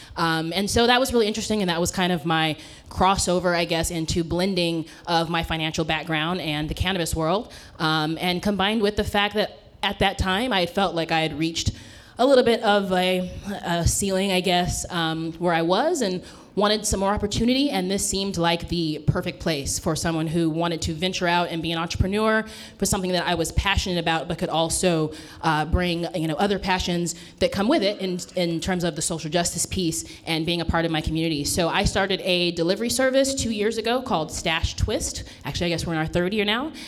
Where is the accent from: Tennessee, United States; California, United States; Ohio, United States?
California, United States; Southern; moved away as an adult; now in Oakland, United States; I'm a California girl, born and raised from Southern California, and moved here uh, about 15 years ago up to the Bay Area